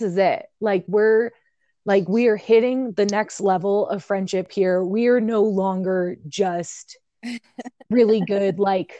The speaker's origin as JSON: {"language": "English", "region": "central Illinois", "country": "United States", "tie": "born or raised there", "moved": "yes", "said": "I am from central Illinois. So we're both from the Midwest. We grew up very differently"}